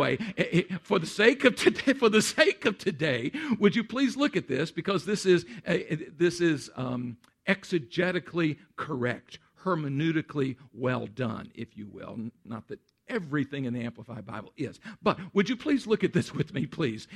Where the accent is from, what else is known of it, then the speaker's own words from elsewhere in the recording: Central Texas, United States; moved away; I grew up in Central Texas